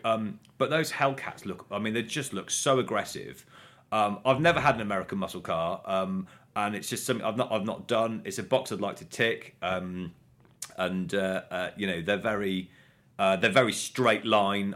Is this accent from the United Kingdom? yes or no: yes; Coventry, West Midlands, United Kingdom; growing up in Coventry